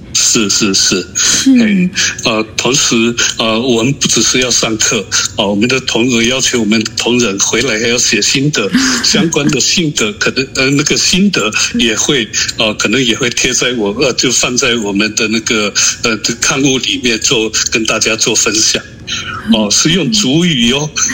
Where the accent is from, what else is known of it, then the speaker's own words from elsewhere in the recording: Alishan, Chiayi County, Taiwan; 我是阿里山的周族人，粤语会董事长